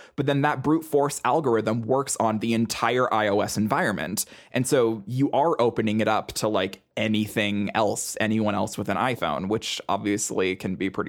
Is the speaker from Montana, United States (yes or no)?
yes; Montana, United States; Oh, yeah. I mean, I grew up in Montana.